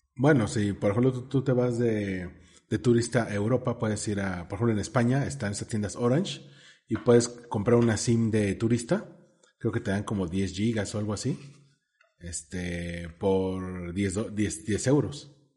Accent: Mexico City, Mexico; tú y yo que somos chilangos este, acá sureños

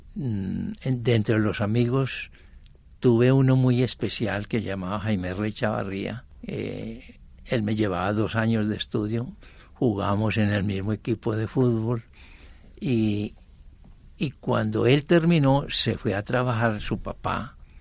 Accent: Armenia, Quindío, Colombia; moved away as an adult; also born or lived in Jericó, Antioquia; now in Medellín, Colombia; Yo nací en Jericó y de seis meses me llevaron a lomo de mula hasta Armenia Quindío

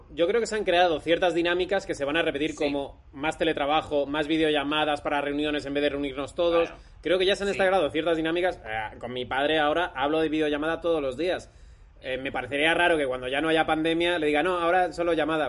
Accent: Segovia, Castile and León, Spain; yo soy de Segovia

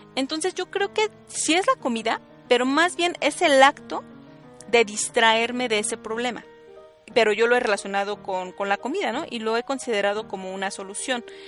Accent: State of Mexico, Mexico; yo soy del Estado de México

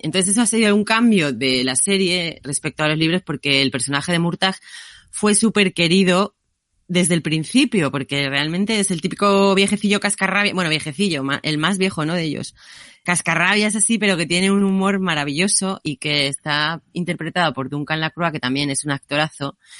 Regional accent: Asturias, Spain; also born or lived in Scotland; yo siendo asturiana

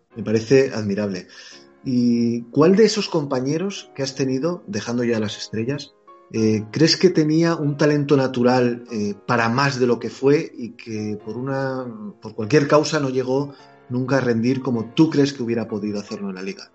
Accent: Spain; como español que soy

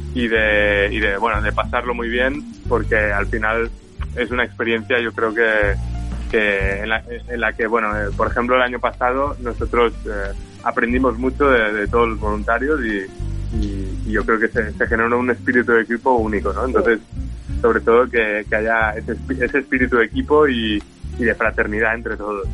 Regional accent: Menorca, Balearic Islands, Spain; yo soy de Menorca

